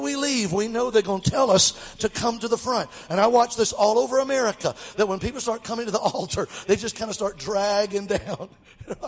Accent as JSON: {"language": "English", "town": "Mobile", "region": "Alabama", "country": "United States", "tie": "born or raised there", "said": "Mobile, my hometown, Alabama"}